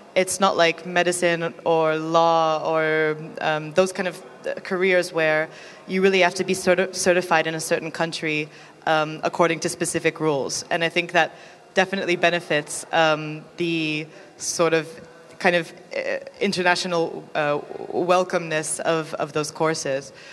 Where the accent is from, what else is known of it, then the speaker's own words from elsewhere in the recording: United States; moved away; I'm from America